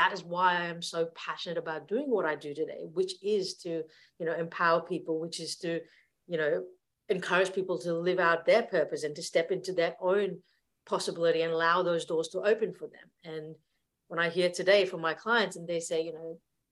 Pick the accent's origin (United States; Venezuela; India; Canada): India; moved away; I grew up in India back in the 1980s